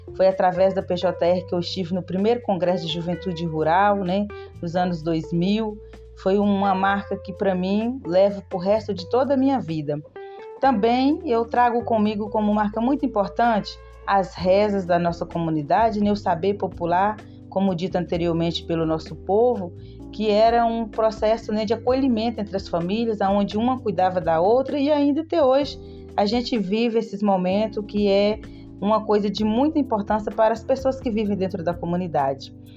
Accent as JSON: {"language": "Portuguese", "town": "Ouro Verde de Minas", "region": "Minas Gerais", "country": "Brazil", "said": "sou quilombola do Quilombo Santa Cruz, município de Ouro Verde de Minas"}